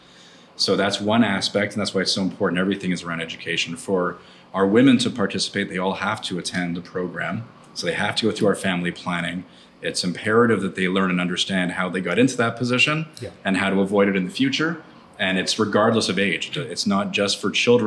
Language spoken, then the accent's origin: English; Montreal, Quebec, Canada; moved away as an adult; also born or lived in Vancouver; now in Cabo San Lucas, Mexico; I'm originally from Montreal, then lived in Vancouver before coming here to Cabo